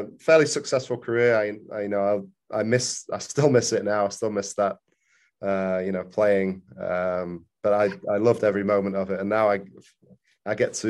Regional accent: England, United Kingdom; moved away as an adult; now in Louisville, United States; growing up in England, played for a few academies over there, ended up at Bolton when I was U17, U18

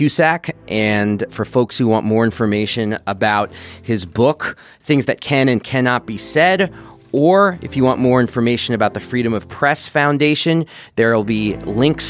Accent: New York City, New York, United States; I grew up in New York City

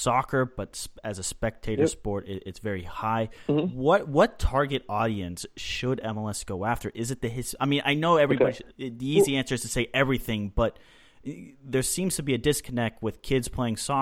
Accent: Dallas, Texas, United States; growing up in Dallas

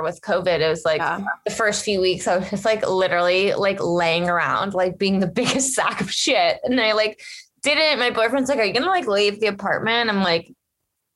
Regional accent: Ohio, United States; I'm from Ohio

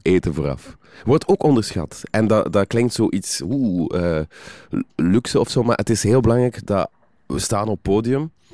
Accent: West Flanders, Belgium; accent: West Flemish; ik ben van West-Vlaanderen

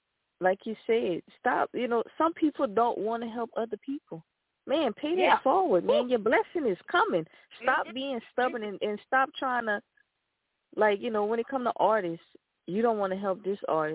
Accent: Lafayette, Louisiana, United States; I'm from Lafayette

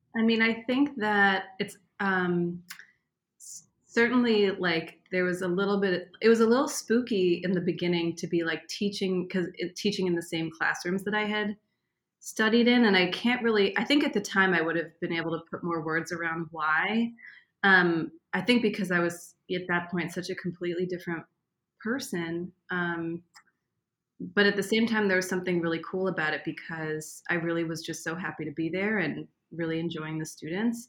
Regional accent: Boston, Massachusetts, United States; moved away as an adult; also born or lived in St. Louis / Israel; I grew up in Boston

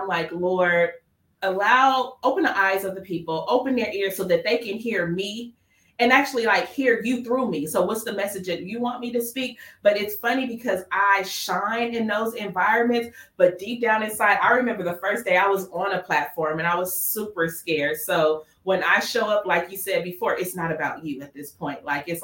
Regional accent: Los Angeles, California, United States; I grew up in Watts. So Watts is in the inner city of LA.

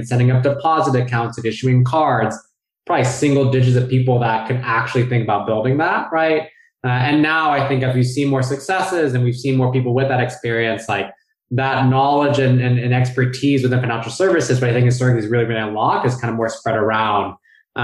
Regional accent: Bay Area, California, United States; moved away as an adult; also born or lived in New York City / San Francisco; I grew up in the Bay Area, but then went to school on the East

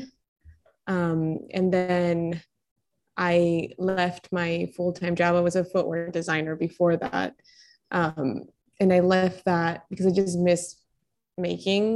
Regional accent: Colombia; moved away; I was born and raised in Colombia

